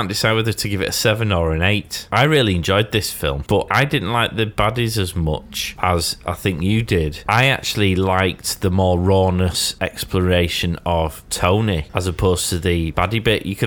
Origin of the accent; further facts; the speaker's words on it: the Wirral, North West England, United Kingdom; being born and bred on the Wirral, which is near Merseyside